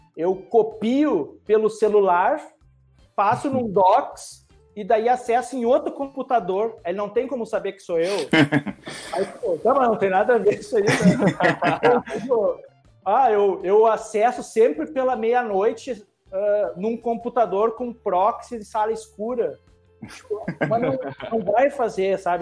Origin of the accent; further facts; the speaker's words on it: Rio Grande do Sul, Brazil; eu sou do Rio Grande do Sul